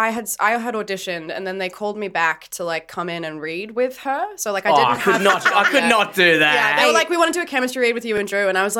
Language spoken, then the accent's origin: English; Canberra, Australian Capital Territory, Australia; moved away; I grew up in Canberra